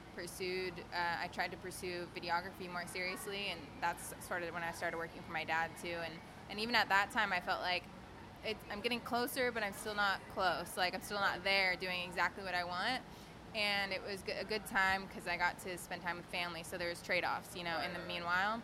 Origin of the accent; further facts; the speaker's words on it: Fresno, California, United States; moved away as an adult; also born or lived in Ventura, California / Australia; Fresno, which is four hours north in my hometown